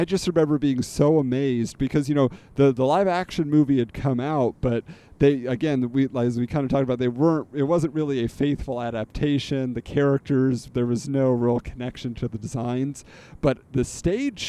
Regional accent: California, United States; I grew up in California

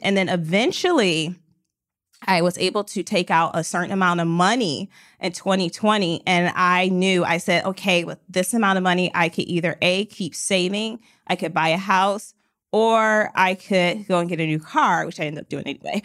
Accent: Detroit, Michigan, United States; I was from Detroit

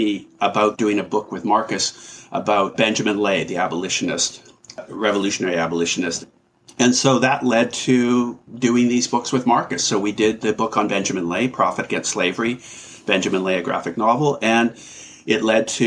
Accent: Vancouver, British Columbia, Canada; I grew up in Vancouver, Canada, in a working class family

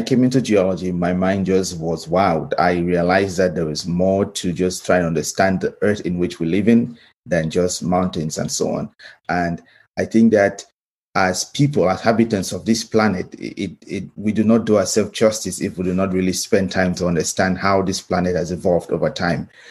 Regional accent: Cameroon; moved away as an adult; now in United States; I grew up in Cameroon

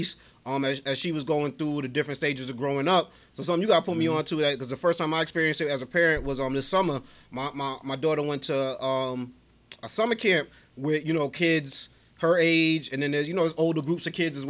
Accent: New York City, New York, United States; we grew up in Brooklyn.

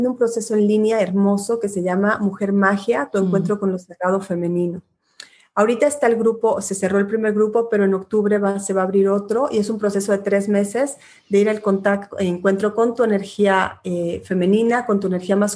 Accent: Guatemala; moved away; soy exilada de país porque también salí exilada de Guatemala. Entonces, pues cuando regreso a Guatemala lo atesoro mucho más.

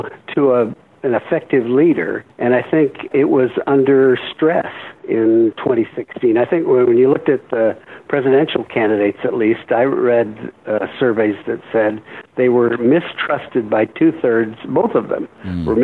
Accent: Michigan, United States; also born or lived in Iowa; I was born in Iowa, grew up in Michigan

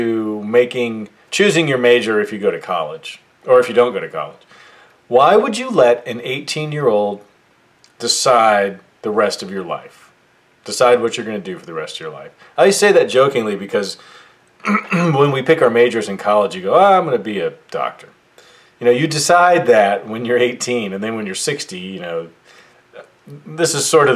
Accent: United States; I was born in the United States of America

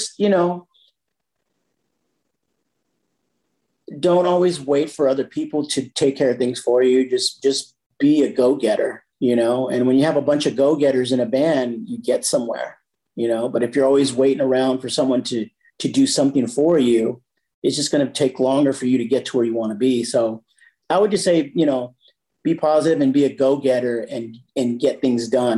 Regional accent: San Jose, California, United States; moved away as an adult; also born or lived in Campbell, California; now in Carlsbad, United States; I was born and raised in San Jose, California.

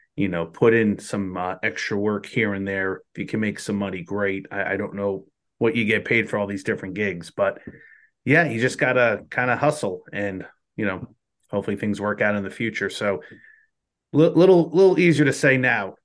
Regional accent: New Jersey, United States; growing up, we didn't, we didn't have minor league baseball until I was out, like, just about out of high school in New Jersey.

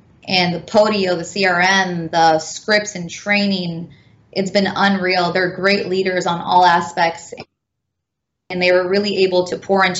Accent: California, United States; also born or lived in Dearborn, Michigan; now in Tampa Bay, United States; I was raised in California, moved to Dearborn, Michigan

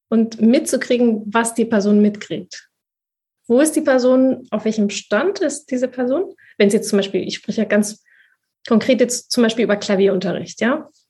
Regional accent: Spain; aber ich bin ja Spanierin mit spanischen Eltern und spanischen Vorfahren, in Spanien geboren, äh, ich habe auch, ich bin natürlich sprach, äh, zweisprachig aufgewachsen

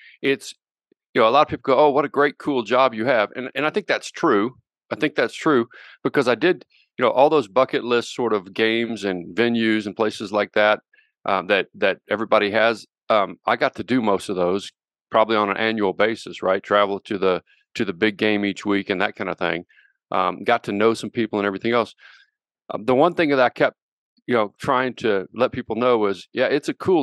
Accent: Little Rock, Arkansas, United States; also born or lived in Central Oklahoma / Fort Worth, Texas; now in Colorado, United States; I grew up in Little Rock, Arkansas

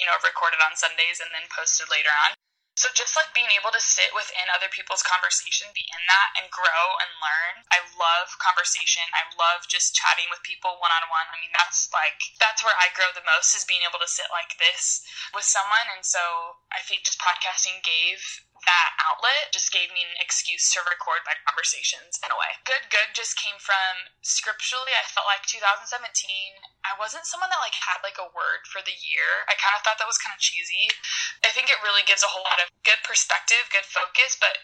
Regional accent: Illinois, United States; moved away as an adult; also born or lived in Indiana; now in Orange County, United States; I'm from Illinois, and I moved to California 2 years ago

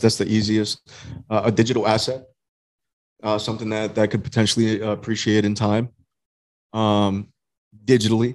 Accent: Hollywood, Florida, United States; Originally born and raised in Hollywood, Florida.

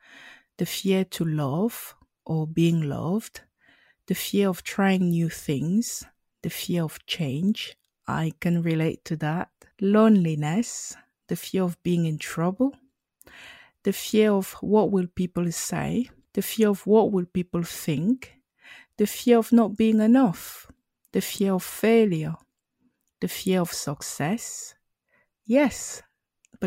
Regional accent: Cameroon; English is a second language; I am a Cameroonian born and I speak both French and English, but I grew up on the French speaking side.

